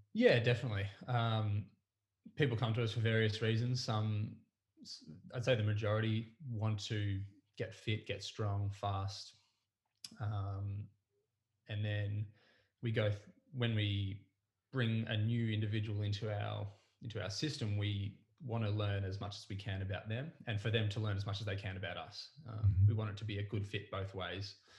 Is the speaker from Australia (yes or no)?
yes; Mornington Peninsula, Victoria, Australia; I grew up on the Mornington Peninsula I went to school here. I was um, I was raised down this way